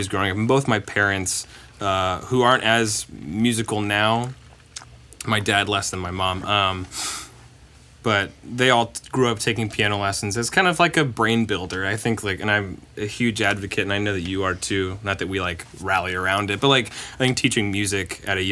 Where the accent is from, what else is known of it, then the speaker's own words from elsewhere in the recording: Bellevue, Nebraska, United States; moved away as an adult; now in Nashville, United States; I'm from Omaha or Bellevue, right. Nebraska